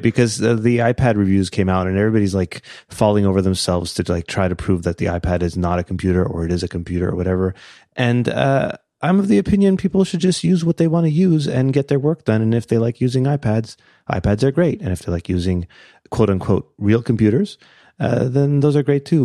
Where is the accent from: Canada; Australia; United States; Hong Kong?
Canada; we're Canadian.